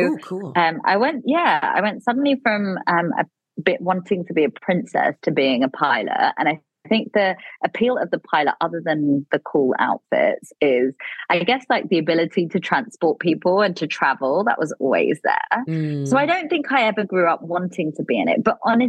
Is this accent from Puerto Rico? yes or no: no; Delhi, India; also born or lived in London, United Kingdom; I grew up between Delhi in India and London in the UK.